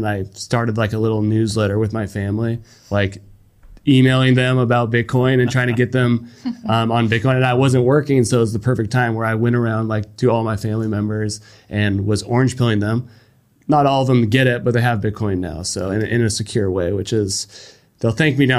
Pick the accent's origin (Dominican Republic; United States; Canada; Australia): United States; as an American